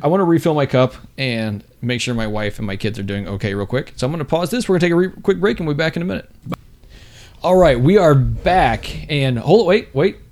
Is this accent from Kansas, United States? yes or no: no; Texas, United States; we're both from Texas